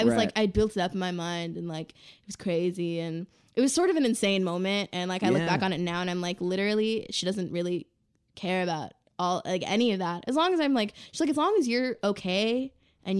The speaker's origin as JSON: {"language": "English", "region": "Southern California", "country": "United States", "tie": "born or raised there", "said": "I grew up in Southern California"}